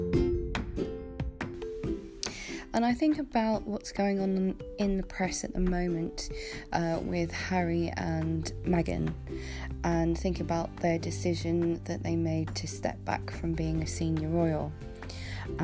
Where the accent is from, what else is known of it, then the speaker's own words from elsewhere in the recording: United Kingdom; being a Brit